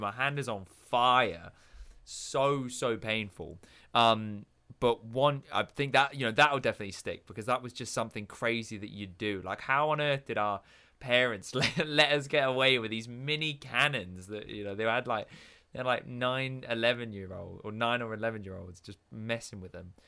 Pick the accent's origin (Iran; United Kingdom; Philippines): United Kingdom; England; moved away; being the English kid